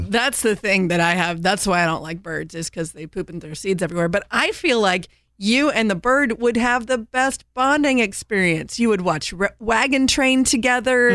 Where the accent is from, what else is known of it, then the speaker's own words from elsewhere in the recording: Indiana, United States; now in North Carolina, United States; I grew up in Indiana